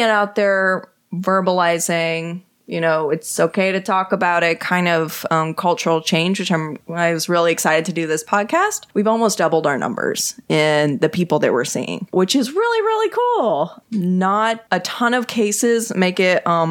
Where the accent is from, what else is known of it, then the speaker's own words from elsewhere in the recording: Texas, United States; I'm from Texas